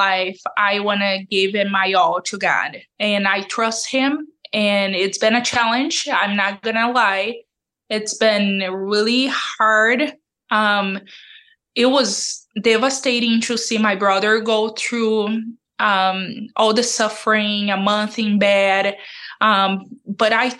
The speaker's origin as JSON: {"language": "English", "country": "Brazil", "moved": "yes", "said": "I'm from Brazil originally"}